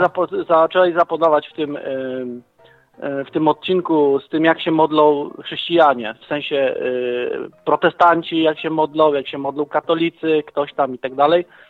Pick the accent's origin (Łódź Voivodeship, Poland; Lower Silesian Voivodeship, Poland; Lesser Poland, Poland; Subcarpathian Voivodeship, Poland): Subcarpathian Voivodeship, Poland; Leżajsk; ja jestem e, z Leżajska